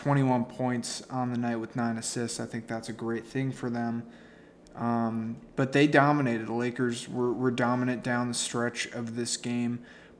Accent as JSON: {"language": "English", "town": "Boston", "region": "Massachusetts", "country": "United States", "said": "because I'm from Boston."}